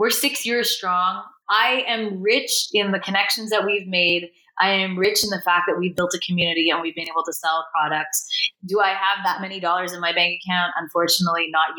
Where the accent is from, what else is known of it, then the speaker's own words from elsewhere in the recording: Canada; As a Canadian